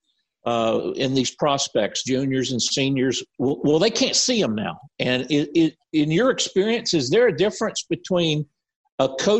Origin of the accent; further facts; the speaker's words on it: Wildwood, Florida, United States; I grew up in Wildwood, Florida, down the central part of the state